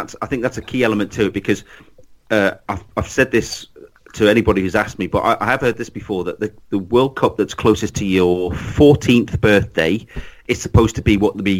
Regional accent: England, United Kingdom; being English

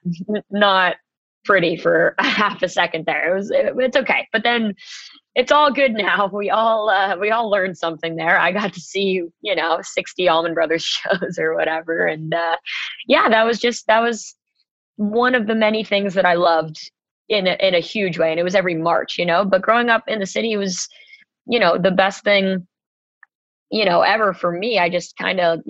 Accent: New York City, New York, United States; I grew up like 20 blocks away from the Beacon

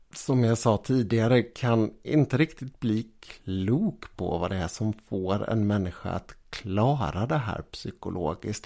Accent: Sweden; vi svenskar

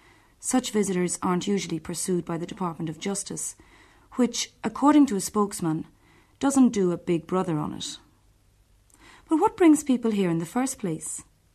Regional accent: Ireland; We Irish are famous for exporting our sons and daughters

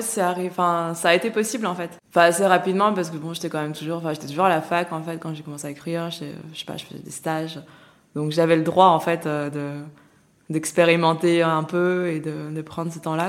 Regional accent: Lyon, Auvergne-Rhône-Alpes, France; j'ai grandi à Lyon

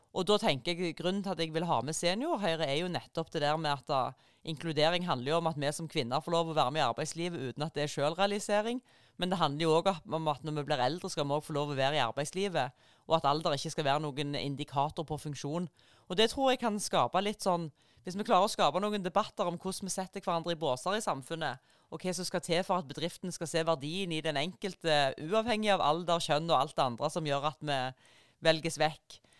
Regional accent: Rogaland, Norway; jeg kommer jo fra, fra Rogaland

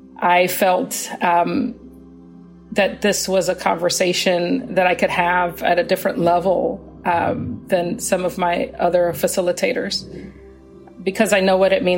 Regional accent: Atlanta, Georgia, United States; also born or lived in Canada / Pasadena, California; I am a child of immigrants. I was born in Canada, but I've grown up in the United States since I was 8 years old, in Atlanta since I was 8 years old.

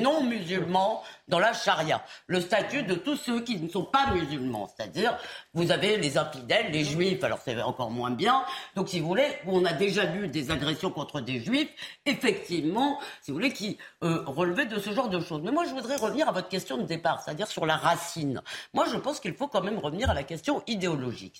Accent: Épinay-sur-Seine, Île-de-France, France; quand j'étais petite à Épinay sur seine

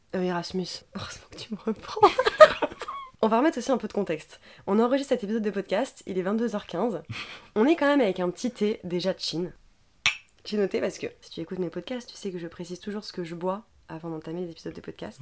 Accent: France; on est français de base

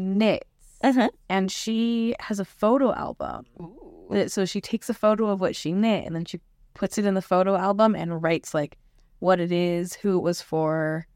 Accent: Utah, United States; I grew up in Utah, and there was like the Children's Planetarium

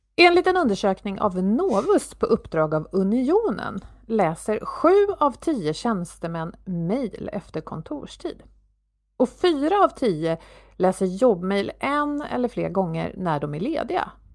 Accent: Sweden

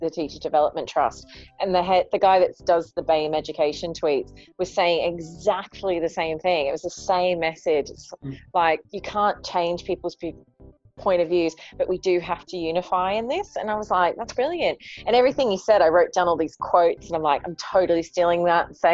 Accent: Australia; now in United Kingdom; I'm Australian and I'm basically British

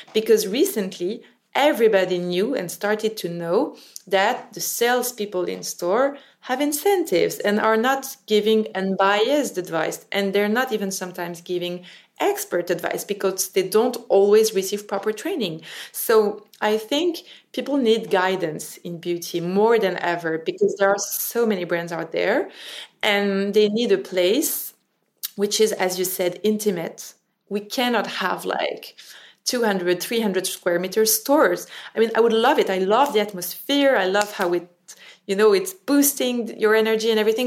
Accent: Paris, Île-de-France, France; English is a second language; I was raised and born in Paris.

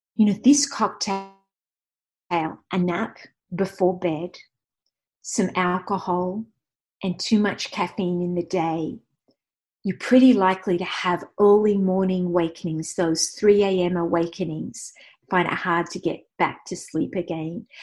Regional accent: Australia; I'm Australian

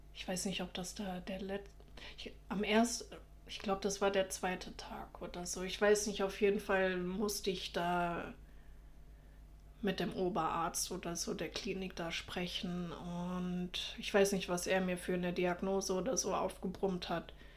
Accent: Germany; accent: German; ich schäme mich halt für meinen deutschen Akzent

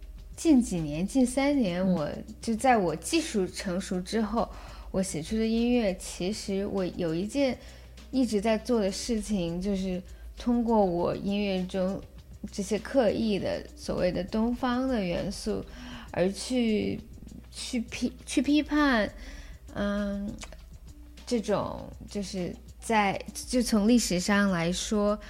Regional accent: Yellow River area, China; 然后包括黄鹤兰，它就是字面上的，就是关于我在黄河边长大的。

